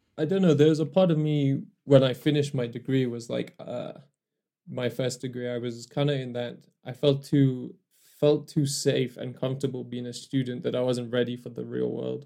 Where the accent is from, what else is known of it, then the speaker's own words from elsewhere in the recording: Kenya; moved away as an adult; also born or lived in Newcastle, England; I was born in Kenya